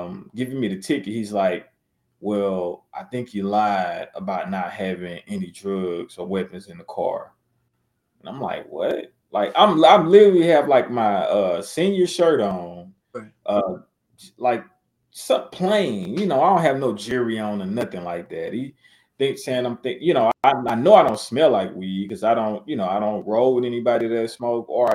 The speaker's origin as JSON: {"language": "English", "town": "Natchitoches", "region": "Louisiana", "country": "United States", "tie": "born or raised there", "said": "back in my hometown"}